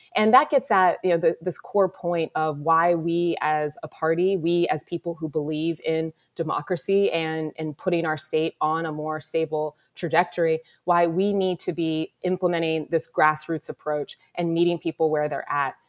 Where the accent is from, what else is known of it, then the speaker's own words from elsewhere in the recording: Columbus, Ohio, United States; I was born here in Columbus, given up for adoption. I lived in a foster home as an infant and was adopted and raised on, on the east side of the city